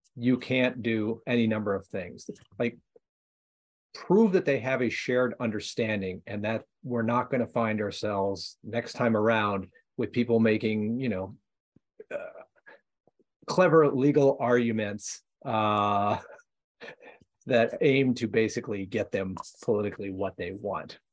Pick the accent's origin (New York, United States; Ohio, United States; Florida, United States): Ohio, United States; my home state of Ohio